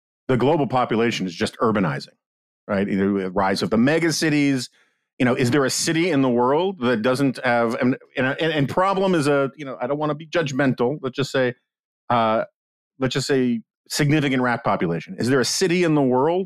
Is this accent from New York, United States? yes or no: yes; New York City, New York, United States; I grew up in New York City